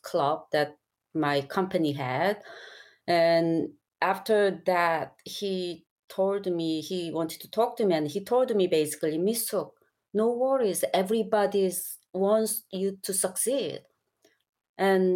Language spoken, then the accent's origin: English; South Korea; moved away; I wasn't from here. I'm from Korea and I've lived here for a long time